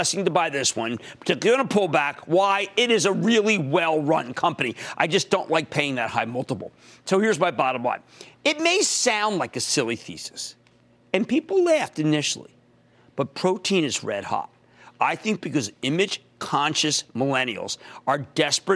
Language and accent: English; Philadelphia, Pennsylvania, United States; I used to pronounce it as Popeyes because I'm from Philadelphia